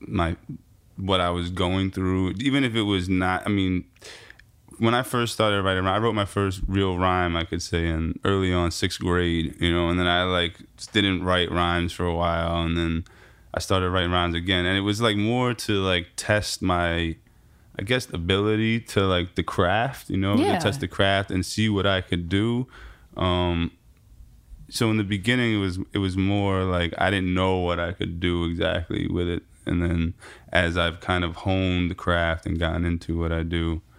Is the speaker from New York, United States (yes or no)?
yes; New York City, New York, United States; I grew up in New York City in a very urban environment.